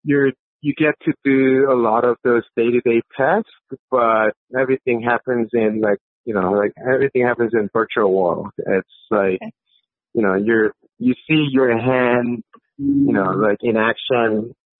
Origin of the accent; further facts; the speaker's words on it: South Korea; I was actually born and raised in South Korea